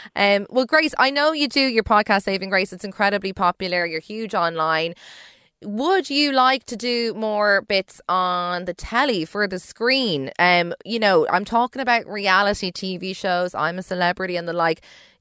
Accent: Dublin, Leinster, Ireland; I'm from Dublin

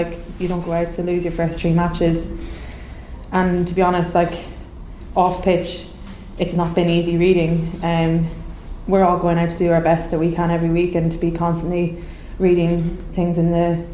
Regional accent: Ireland; We're an Irish national team, we're Irish people

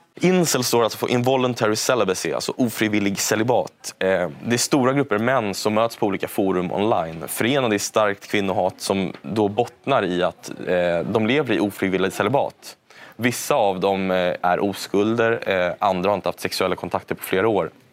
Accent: Stockholm, Stockholm County, Sweden; jag växte upp då i Lappkärrsberget bredvid universitetet här i Stockholm

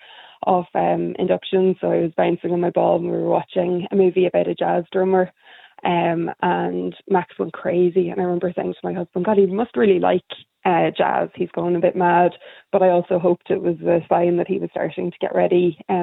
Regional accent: Donegal, Ulster, Ireland; now in Dublin, Ireland; I live in Dublin, but I'm originally from Donegal

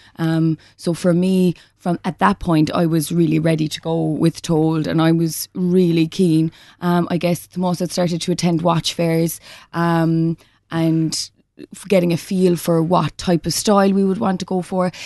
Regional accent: West Cork, Munster, Ireland; moved away as an adult; also born or lived in London; growing up in Cork

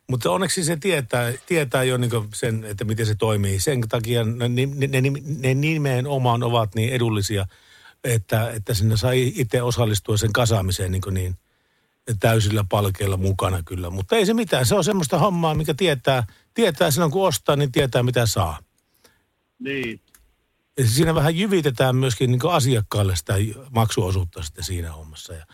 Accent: Tampere, Pirkanmaa, Finland; mä oon Tampereelta itse lähtöisin.

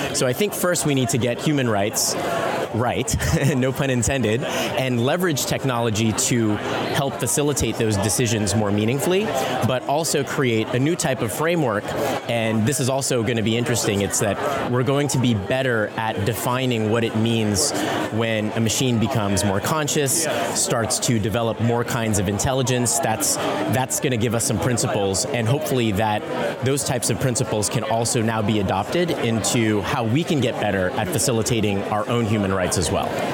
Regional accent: San Francisco, California, United States; I come from San Francisco, and so growing up in that environment

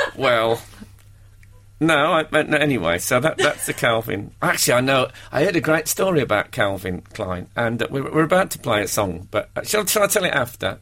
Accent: Brummie, West Midlands, United Kingdom; accent: Brummie; he was going to play a Brummy in in a play, and that uh, he sat and me and him met up, and we had a long, long. You know, we spent the day talking, and he mm. taped me and stuff to uh, to learn my accent.

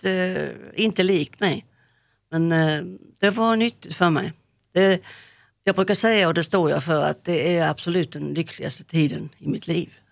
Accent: Hylte, Halland County, Sweden; moved away as an adult; also born or lived in Växjö; jag flyttade från eh, Hylte, min, eh, mitt adoptivhem, gården upp till Växjö

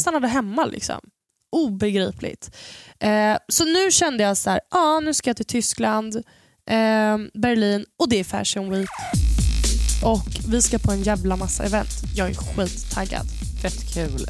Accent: Sweden; de trodde att jag var absolut inte från Sverige

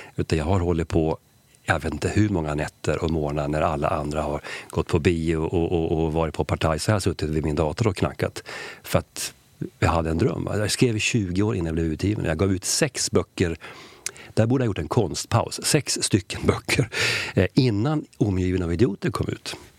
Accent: Sweden; jag är ju svensk

